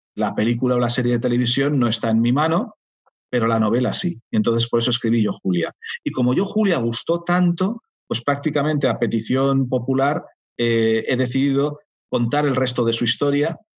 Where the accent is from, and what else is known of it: Spain